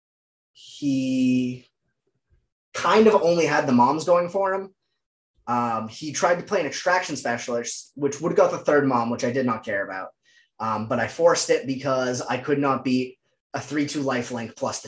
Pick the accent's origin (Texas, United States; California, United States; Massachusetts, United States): Massachusetts, United States; Dedham; also born or lived in Dorchester, Boston; now in Boston, United States; I'm from Dedham originally, just south of the legal limits of the city of Boston